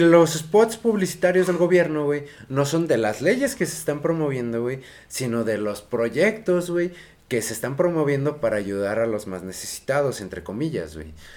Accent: Mexico; como mexicanos

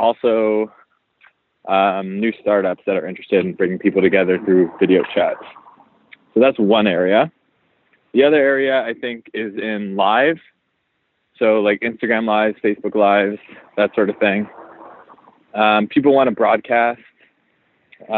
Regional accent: Montreal, Quebec, Canada; also born or lived in Toronto; now in New York, United States; I'm from Canada originally, from Montreal

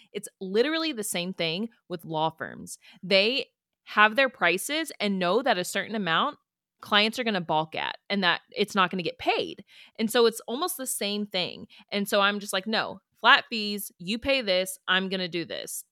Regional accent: Houston, Texas, United States; moved away as an adult; also born or lived in Pikeville, Kentucky; so I'm from Houston, and then I go to Pikeville, Kentucky

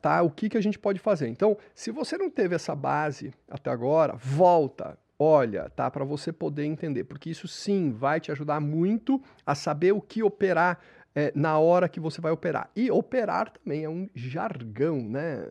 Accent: São Paulo, Brazil; Eu lembro quando eu era criança pequena, aqui em São Paulo

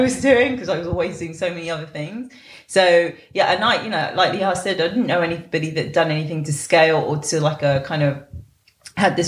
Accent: London, United Kingdom; I grew up near Labour Grove. My mum grew up in Labour Grove. I went to Portobello Market from when I was a kid

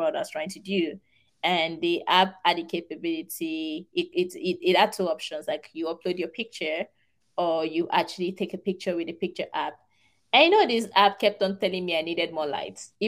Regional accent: Nigeria; moved away as an adult; now in United States; I'm Nigerian

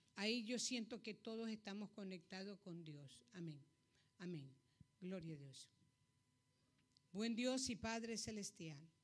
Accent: Ecuador; moved away; Soy ecuatoriana

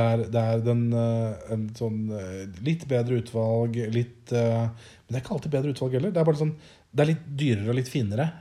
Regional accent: Norway; moved away; hjemme i Norge

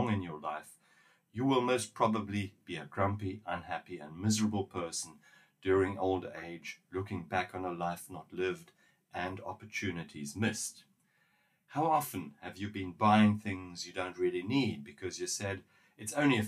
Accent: South Africa; In my home country, South Africa

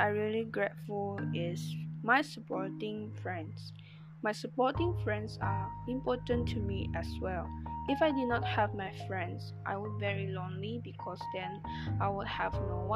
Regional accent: Sarawak, Malaysia; moved away; meet my family this year and celebrate Christmas Eve together in my hometown in Sarawak.

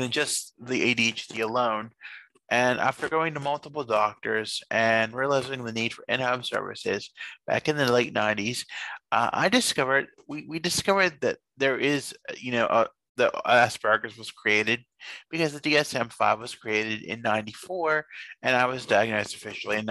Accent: Fayette County, Pennsylvania, United States; we're from Fayette County here in Pennsylvania

